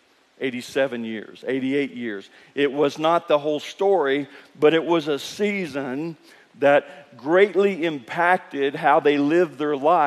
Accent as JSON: {"language": "English", "region": "Kentucky", "country": "United States", "tie": "born or raised there", "said": "I grew up in Kentucky"}